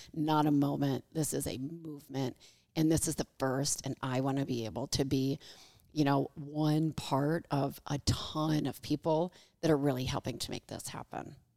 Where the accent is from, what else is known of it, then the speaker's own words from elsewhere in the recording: Michigan, United States; moved away as an adult; also born or lived in Los Angeles; now in Kansas City, United States; I am from the Midwest. I'm from Michigan